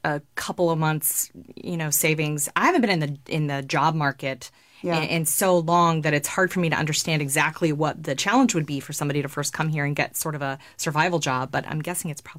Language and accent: English; Virginia, United States; moved away as an adult; also born or lived in Wilmington, North Carolina; now in Los Angeles, United States; I grew up in Virginia, but I moved from Wilmington, North Carolina.